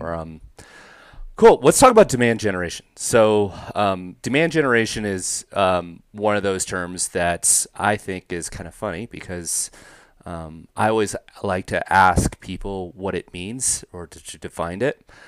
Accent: the Northwest, Pacific Northwest, United States; I grew up in the Northwest part of the country

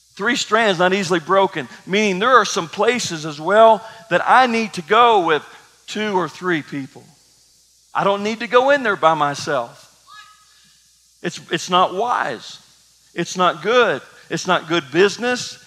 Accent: Kentucky, United States; I grew up in Kentucky

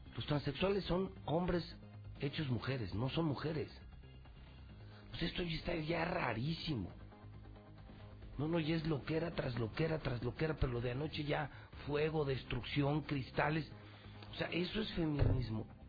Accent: Mexico; como mexicano

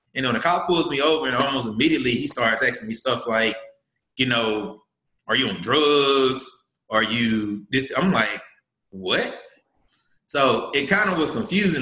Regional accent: Columbus, Mississippi, United States; I'm from Mississippi. Um, from Columbus, Mississippi

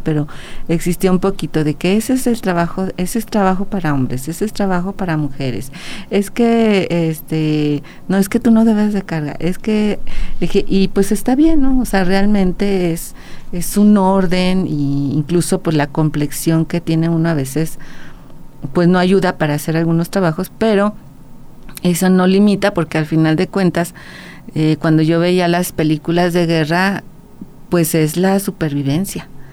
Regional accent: Aguascalientes, Mexico; also born or lived in León, Guanajuato; yo soy de aquí de Aguascalientes, realmente nací en León, Guanajuato, pero toda mi vida ha estado aquí en Aguascalientes. Eh, todos mis estudios han estado aquí

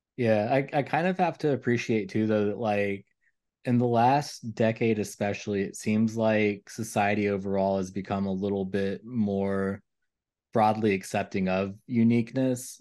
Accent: Kentucky, United States; growing up in Kentucky

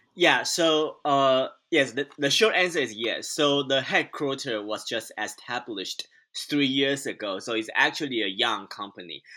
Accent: Taiwan; moved away as an adult; now in United States; I'm a Taiwanese immigrant. So I, I was born and raised in Taiwan, and then I came to the U.S. seven years ago

